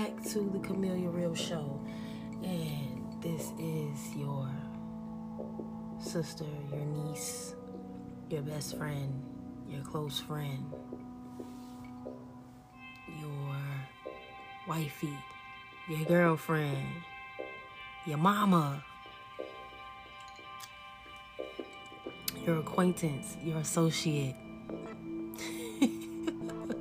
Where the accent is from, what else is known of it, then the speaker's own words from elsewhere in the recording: Chicago, Illinois, United States; also born or lived in the South (US); I am a young grown woman that grew up in the hood of Chicago, a bougie hood at that, a Navy baby. So I was born in the South and grew up in the city.